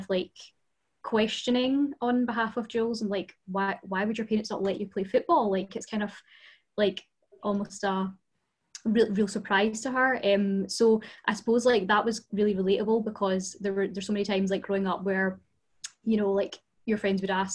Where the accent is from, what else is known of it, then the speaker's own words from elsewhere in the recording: Glasgow, Scotland, United Kingdom; growing up in Glasgow, for the past 25 years